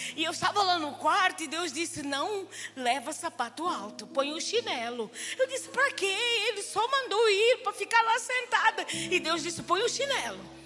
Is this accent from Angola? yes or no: yes; Angola; moved away; also born or lived in Europe; eu nasci em Angola, 55 anos